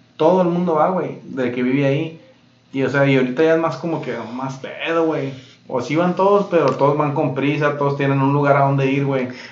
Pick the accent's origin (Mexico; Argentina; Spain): Mexico; now in United States; las piñatas de cuando crecimos, güey, en México